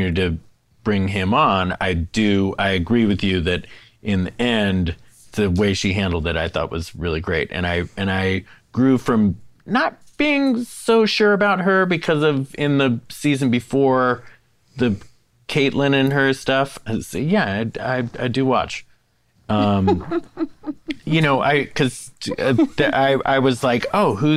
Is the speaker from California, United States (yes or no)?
yes; San Francisco, California, United States; I'm from San Francisco.